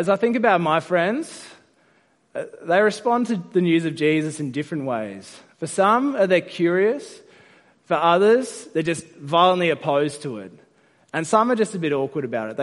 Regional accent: South Australia, Australia; now in Sydney, Australia; I'm from South Australia

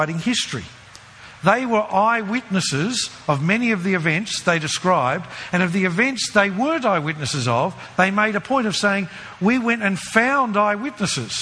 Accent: Brisbane, Queensland, Australia; growing up in Brisbane

